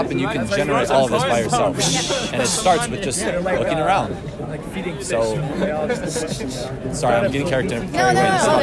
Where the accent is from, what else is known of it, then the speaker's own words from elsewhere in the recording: Austria; I'm from Austria.